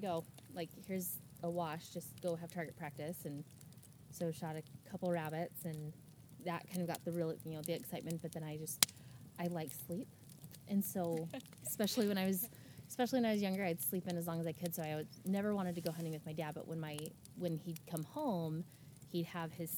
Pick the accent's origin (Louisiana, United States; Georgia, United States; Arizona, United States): Arizona, United States; moved away as an adult; now in Canby, United States; I'm originally from Arizona. I live in Canby now. I've been in Oregon for just about 4 years. Grew up in a hunting family.